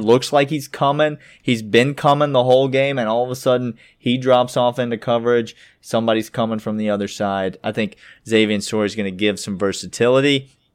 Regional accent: Woodstock, Georgia, United States; my hometown, Woodstock, Georgia

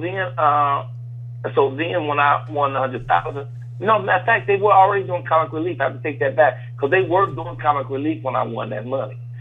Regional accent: Chicago, Illinois, United States; my hometown of Chicago.

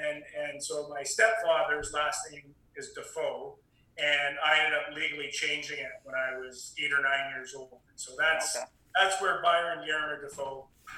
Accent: Comox, British Columbia, Canada; also born or lived in England; I grew up in Comox Valley, which is a town of 25,000 on Vancouver Island in British Columbia.

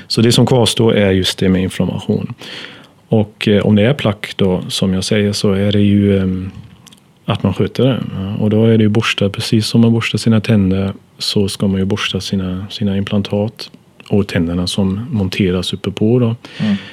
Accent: Germany; Swedish is a second language; moved away as an adult; now in Sweden; så kommer jag från Tyskland urs ursprungligen

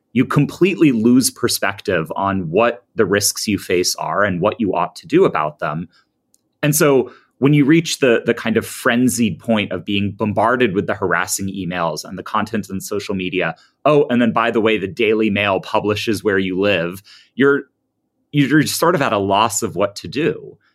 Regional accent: United States; I'm an American. I tend to view these things through a pretty American lens

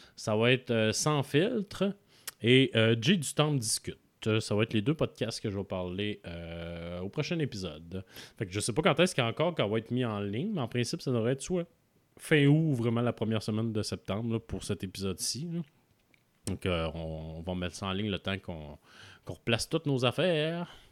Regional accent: Quebec City, Quebec, Canada; de la ville de Québec, euh, de ma ville natale

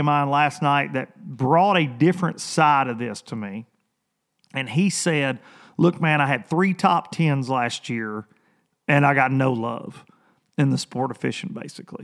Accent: Lawrenceburg, Tennessee, United States; also born or lived in Columbia, Tennessee; it's a huge Amish community here where I'm from

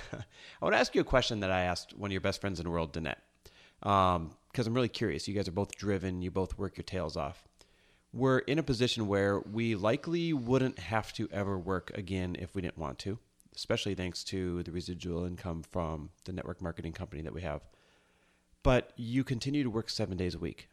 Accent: Midwest, United States; born or raised there; now in Los Angeles, United States

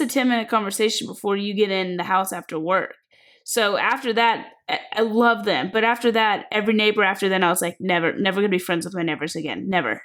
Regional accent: Kentucky, United States; moved away as an adult; also born or lived in South Carolina / Georgia; when I was growing up in Kentucky

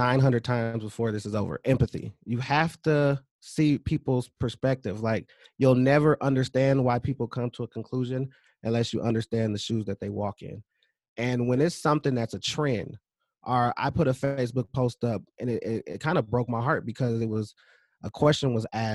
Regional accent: California, United States; now in Minnesota, United States; I was raised in California

